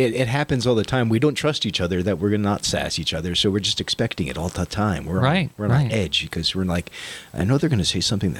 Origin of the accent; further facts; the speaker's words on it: Florida, United States; also born or lived in Vermont; I grew up in Florida in a very diverse neighborhood.